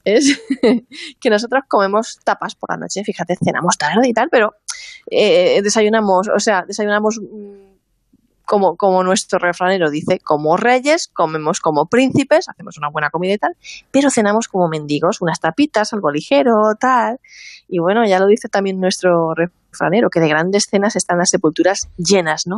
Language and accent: Spanish; Spain